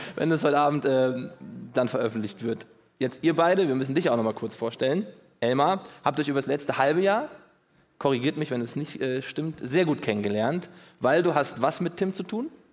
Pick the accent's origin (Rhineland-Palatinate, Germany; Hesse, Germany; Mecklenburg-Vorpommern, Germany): Hesse, Germany; ich bin Hesse